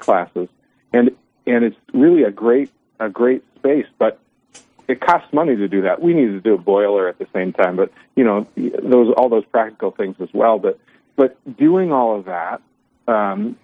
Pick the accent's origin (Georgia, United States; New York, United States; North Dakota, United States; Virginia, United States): North Dakota, United States; Williston; moved away as an adult; now in Dickinson, United States; But I'm from Williston. I grew up there and went off to college.